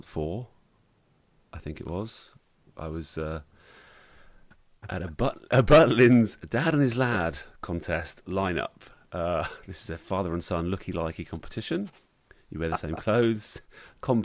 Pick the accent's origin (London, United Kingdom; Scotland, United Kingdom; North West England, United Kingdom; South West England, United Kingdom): South West England, United Kingdom; Bournemouth; But then that would be Bournemouth, and that's my hometown.